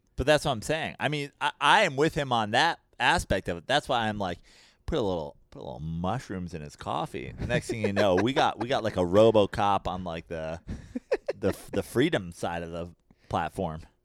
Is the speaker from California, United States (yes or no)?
no; New York, United States; I'm from New York